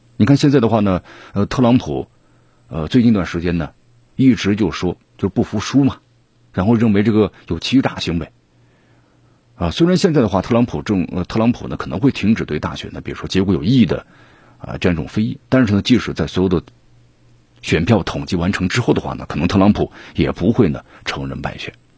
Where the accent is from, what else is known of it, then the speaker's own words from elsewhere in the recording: Mianyang, Sichuan, China; 人口还不如我们这个咱们绵阳人多。